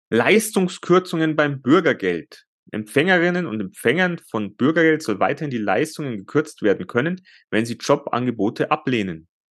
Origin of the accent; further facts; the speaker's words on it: Bavaria, Germany; bei uns in Bayern